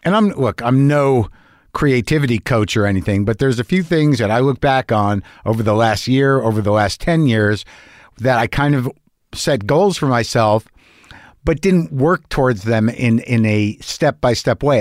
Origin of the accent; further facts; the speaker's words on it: Albuquerque, New Mexico, United States; I grew up in New Mexico.